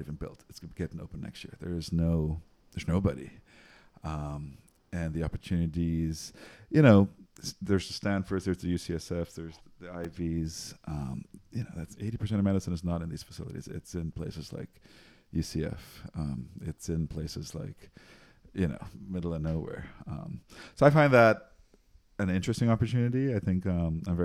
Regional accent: Trinidad & Tobago; moved away; I'm from Trinidad, born and raised. Went to high school in Trinidad

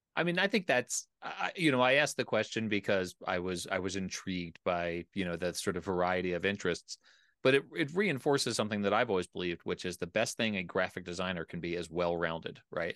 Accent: outside of Philadelphia, Pennsylvania, United States; now in Colorado, United States; I grew up in Pennsylvania, I grew up outside of Philadelphia

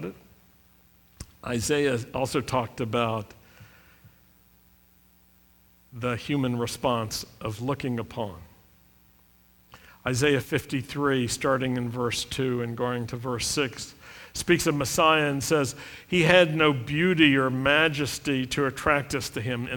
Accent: Roanoke, Virginia, United States; when I was a young Jewish kid growing up in Roanoke, Virginia

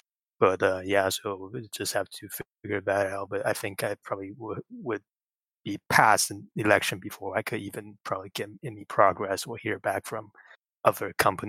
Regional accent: Taiwan; I'm from Taiwan

